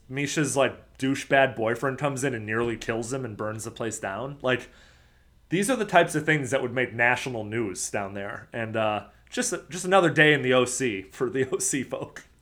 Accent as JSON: {"language": "English", "town": "Chicago", "region": "Illinois", "country": "United States", "moved": "yes", "said": "I was from Chicago. I grew up probably middle to upper middle class"}